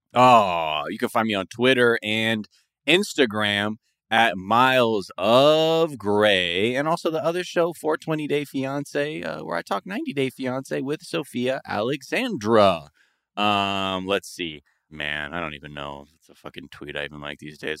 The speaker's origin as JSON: {"language": "English", "country": "Japan", "tie": "born or raised there", "moved": "yes", "said": "growing up in Japan"}